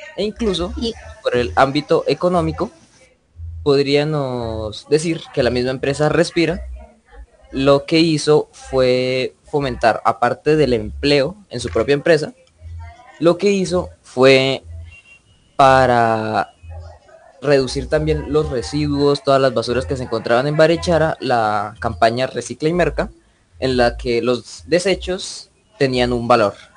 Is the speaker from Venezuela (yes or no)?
no; Barichara, Santander, Colombia; yo soy de Barichara, un pueblito no muy lejano de aquí de Bucaramanga